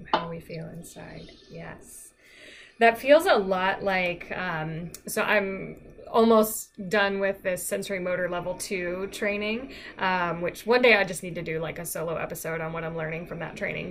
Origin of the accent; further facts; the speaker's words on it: Virginia, United States; I'm from Virginia